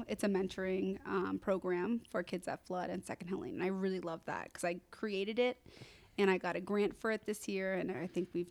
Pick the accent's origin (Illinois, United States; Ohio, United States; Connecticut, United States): Connecticut, United States; Easton; I grew up in Easton, Connecticut. Yep. I went to the Easton Public Schools for most of my life